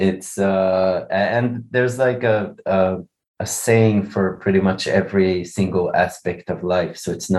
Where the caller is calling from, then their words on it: Israel; I'm calling from Israel. Very hot here in Israel.